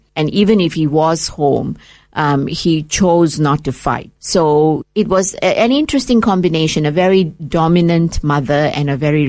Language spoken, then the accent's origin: English; Kuala Lumpur, Malaysia; first language English; moved away as an adult; now in Australia; I was born in Malaysia, in a town called Kuala Lumpur, which is the capital of Malaysia. My parents were both teachers, and because they were English teachers, we grew up speaking English. I've lost my mother tongue. I never spoke my mother tongue.